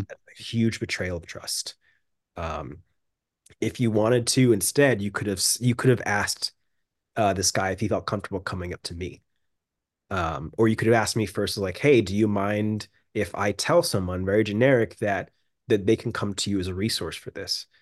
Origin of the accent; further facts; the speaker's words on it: United States; moved away as an adult; also born or lived in London; I'm just this, like, weird mixed American dude